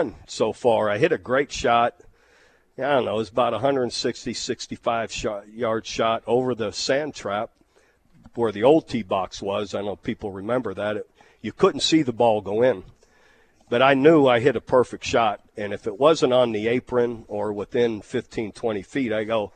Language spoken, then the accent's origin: English; Youngstown, Ohio, United States